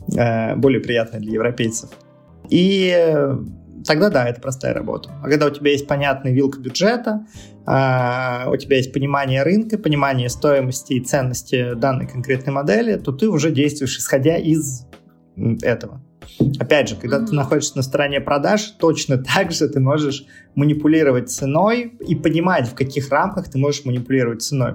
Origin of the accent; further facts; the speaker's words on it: Nizhny Novgorod, Nizhny Novgorod Oblast, Russia; moved away; нахожусь сейчас в Нижнем Новгороде, э, у себя на малой родине